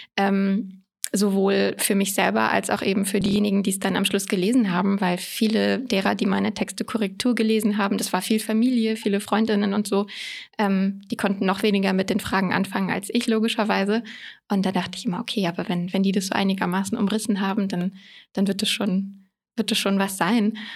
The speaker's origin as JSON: {"language": "German", "town": "Koblenz", "region": "Rhineland-Palatinate", "country": "Germany", "tie": "born or raised there", "also_born_or_lived": "London", "moved": "as an adult", "lives_now": "Berlin, Germany", "said": "Ich bin ursprünglich geboren in Koblenz in Rheinland-Pfalz und bin dann zum Studieren nach Berlin gezogen"}